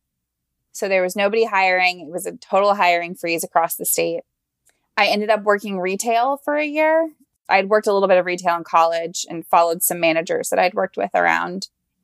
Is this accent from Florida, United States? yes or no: yes; Ocala, Florida, United States; I am from a small town in Florida called Ocala